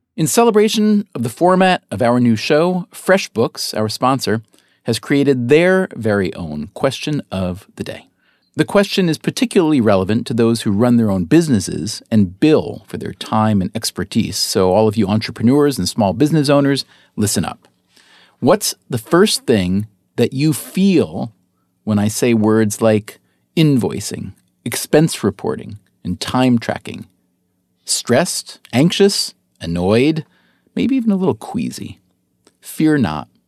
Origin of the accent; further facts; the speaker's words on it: upstate New York, United States; moved away as an adult; also born or lived in North Carolina; I grew up in upstate New York, so about one hundred fifty miles and many light years in terms of psyche removed from New York City